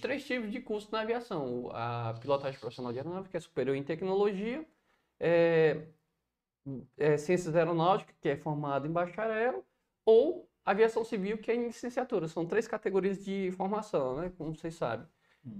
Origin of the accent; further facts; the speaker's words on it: Viçosa do Ceará, Ceará, Brazil; moved away as an adult; also born or lived in Cuiabá; now in Fortaleza, Brazil; eu sou nascido e criado, de fato, em Viçosa do Ceará